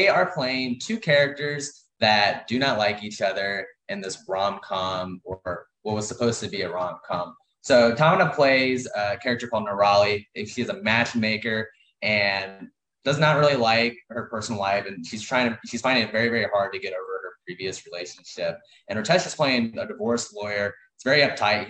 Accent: Missouri, United States; moved away as an adult; now in California, United States; I'm from Missouri, but I'm now actually in California, all settled

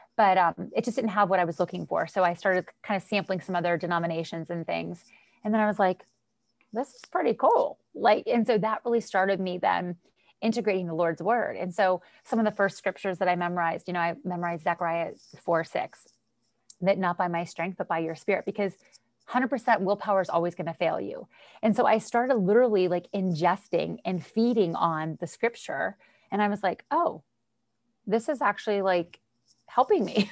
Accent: Western Pennsylvania, United States; moved away as an adult; also born or lived in Florida; I'm from Western Pennsylvania

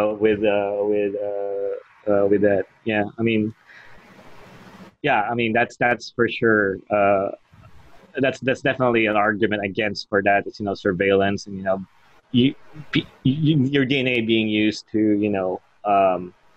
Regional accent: Australia; moved away; I'm from Australia

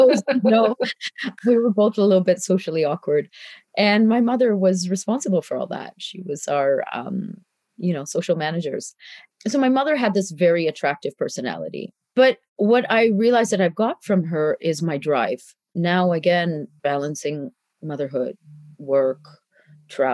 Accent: Canada; moved away as an adult; when I was growing up in Canada

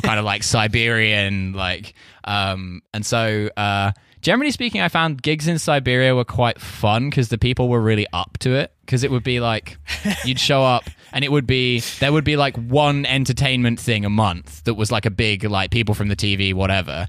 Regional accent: United Kingdom; moved away; also born or lived in Russia; I'm British

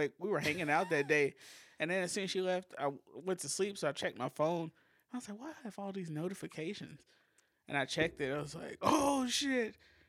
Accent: the South, United States; growing up in the South and being around white people

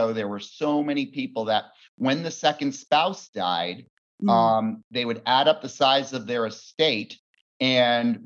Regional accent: Bend, Oregon, United States; also born or lived in Fort Worth, Texas; I am from Bend, Oregon, beautiful Bend.

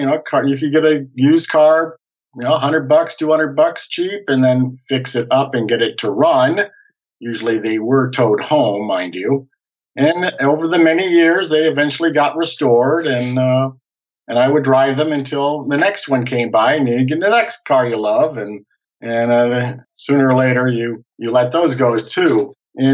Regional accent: Indianapolis, Indiana, United States; I come from Indianapolis, so there's the automotive capital of the world, and my family's involved with automobiles, automobile parts

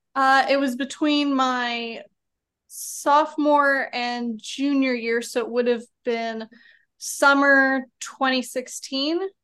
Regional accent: Birmingham, Alabama, United States; also born or lived in Atlanta, Georgia; I'm from Birmingham, but, uh, was out over there in Georgia for four years

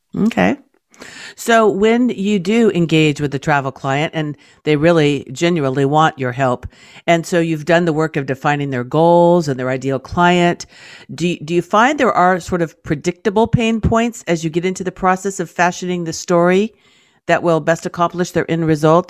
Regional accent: California, United States; I'm from California

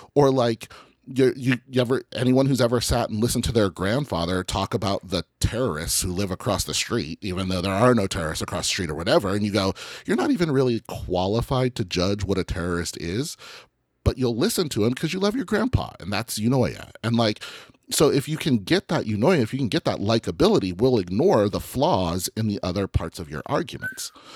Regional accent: Colorado, United States; I'm from Colorado

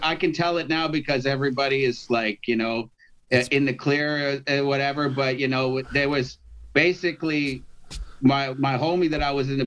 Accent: Toronto, Ontario, Canada; I'm from Toronto

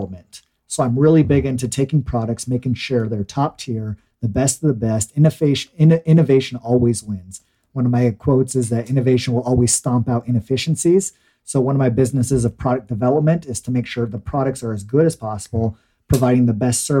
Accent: Mesa, Arizona, United States; I was born in Mesa, Arizona

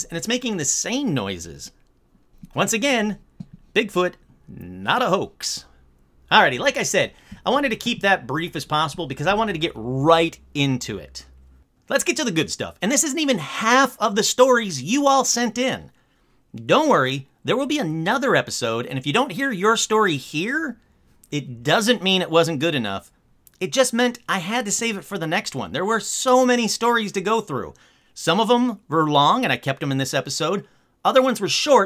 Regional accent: Michigan, United States; Michigan, my home state

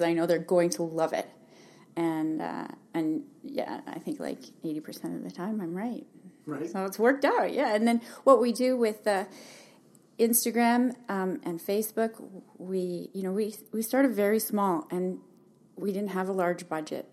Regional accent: Calgary, Alberta, Canada; moved away as an adult; also born or lived in Hamilton, Ontario; now in Kelowna, Canada; I was born in Hamilton, lived there till my parents decided to move to Alberta when I was about seven. And so I basically grew up in Calgary

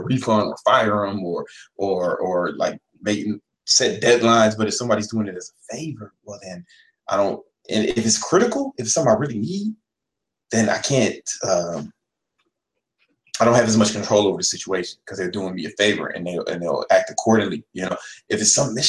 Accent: Chicago, Illinois, United States; I'm from Chicago

